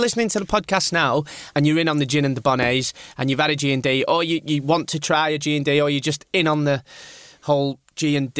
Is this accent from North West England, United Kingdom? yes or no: yes; Burnley, North West England, United Kingdom; now in London, United Kingdom; A place in East Lancashire called Burnley. It's a lovely part of the world.